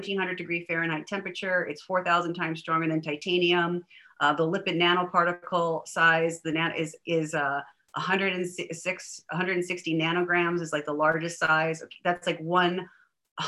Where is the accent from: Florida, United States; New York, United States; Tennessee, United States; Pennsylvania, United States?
New York, United States; moved away; I'm from New York originally